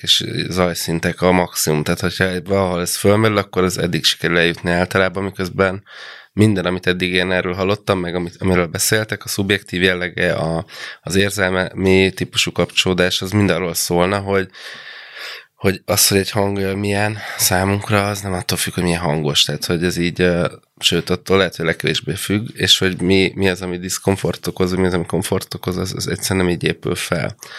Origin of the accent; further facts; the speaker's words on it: provincial Hungary, Hungary; moved away; gyerekkoromban, vidéken, ahol felnőttem